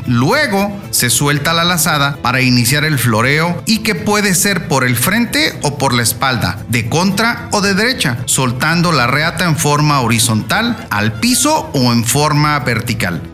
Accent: Tepic, Nayarit, Mexico; te saludo con mucho gusto desde mi tierra, Tepic Nayarit

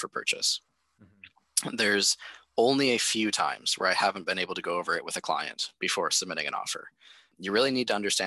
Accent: near the Bruce Power nuclear site, Ontario, Canada; we have the Bruce Power Nuclear Center very close to my hometown

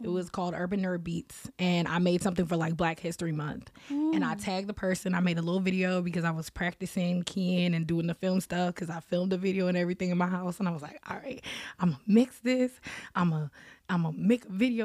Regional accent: New Jersey, United States; also born or lived in Massachusetts; I was born in New Jersey

